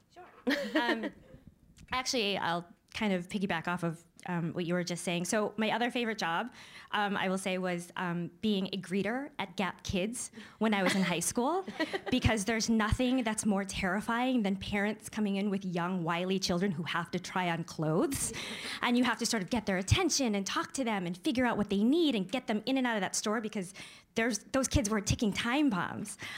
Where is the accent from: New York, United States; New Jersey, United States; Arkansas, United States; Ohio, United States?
New York, United States; Syracuse; I was growing up in Syracuse. It was a predominantly white suburb